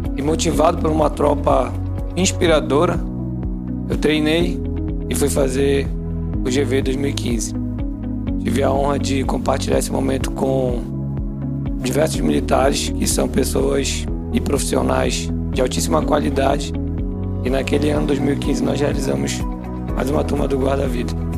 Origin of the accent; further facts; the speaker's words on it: Outeiro Island, Pará, Brazil; Na minha infância, eu morei na Ilha do Oteiro